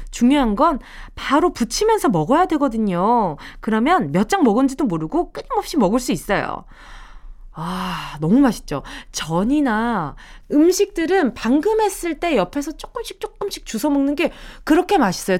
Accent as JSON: {"language": "Korean", "region": "Busan", "country": "South Korea", "moved": "yes", "lives_now": "Seoul, South Korea", "said": "내가 부산에서 올라왔지만"}